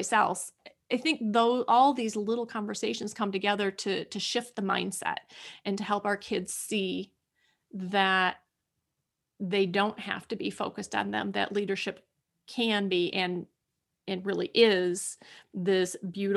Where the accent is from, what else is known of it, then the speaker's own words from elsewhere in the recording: United States; I'm an American woman